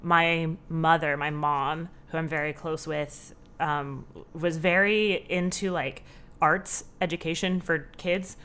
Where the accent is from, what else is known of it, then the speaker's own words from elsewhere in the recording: Southern California, United States; moved away as an adult; now in Chicago, United States; I grew up in Southern California, um, with my mom, my dad, my two sisters